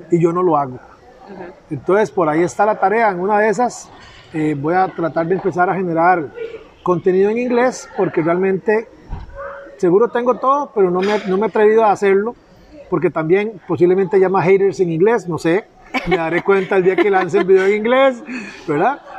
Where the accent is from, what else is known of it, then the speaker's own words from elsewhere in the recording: Puerto Jiménez, Puntarenas, Costa Rica; also born or lived in Pérez Zeledón; Yo eh, nací aquí en Pérez Celedón, nos fuimos para Puerto Jiménez. Y me gradué a mucha honra de la Escuela Saturnino Cedeño